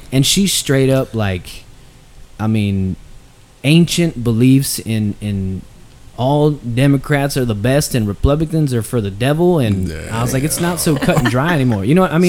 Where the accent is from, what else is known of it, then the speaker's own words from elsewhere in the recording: Texas, United States; being from Texas, it's so much ingrained with everybody.